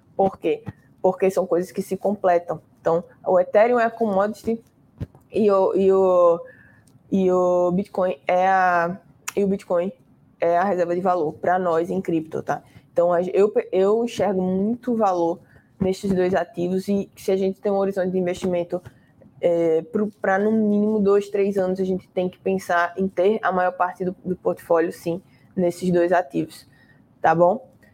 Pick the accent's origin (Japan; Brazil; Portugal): Brazil; Recife, Pernambuco; eu sou de Recife